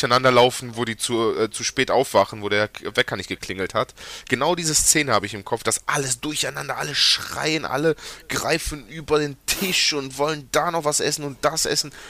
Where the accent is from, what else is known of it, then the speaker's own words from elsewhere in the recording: Greece; wenn man als äh, Grieche nach Griechenland fährt